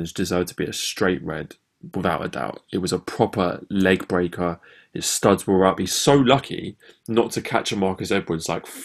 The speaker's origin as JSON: {"language": "English", "region": "England", "country": "United Kingdom", "said": "as English fans"}